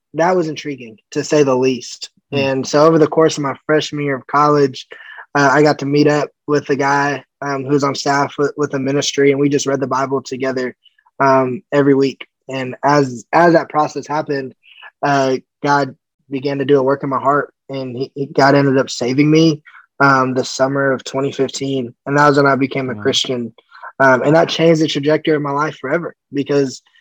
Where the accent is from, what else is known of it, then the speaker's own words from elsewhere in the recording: California, United States; also born or lived in Colorado Springs, Colorado; I was born in Colorado, and we ended up moving out to California when I was about 4. I grew up there